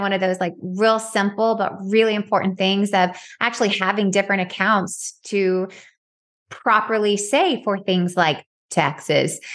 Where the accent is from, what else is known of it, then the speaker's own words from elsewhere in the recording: Dalton, Georgia, United States; I'm from Dalton, Georgia